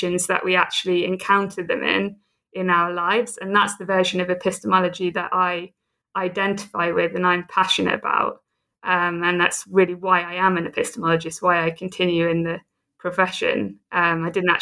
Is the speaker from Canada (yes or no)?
no; Southampton, South East England, United Kingdom; also born or lived in United States / Oxford; now in Edinburgh, United Kingdom; I'm a Brit. I'm from the south coast of England, from Southampton.